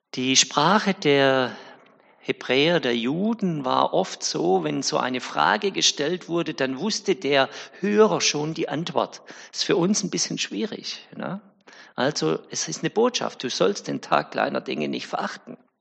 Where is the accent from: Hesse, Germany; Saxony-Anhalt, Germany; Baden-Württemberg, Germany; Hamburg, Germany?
Baden-Württemberg, Germany; Winnenden; Ich komme ja aus Winnenden